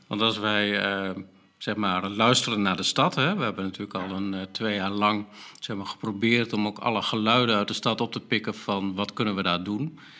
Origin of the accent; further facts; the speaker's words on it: Groningen, Netherlands; als Groningers